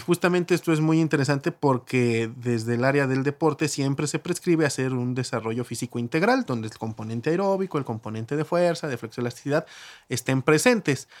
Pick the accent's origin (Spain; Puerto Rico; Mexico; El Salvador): Mexico; todos somos mexicanos